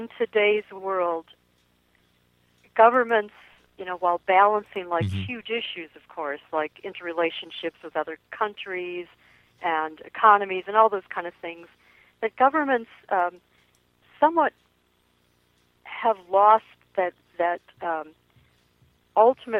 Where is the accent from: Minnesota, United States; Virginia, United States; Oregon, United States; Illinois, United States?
Minnesota, United States; I'm from Minnesota, and I think in some ways we are one of the poster states for political correctness.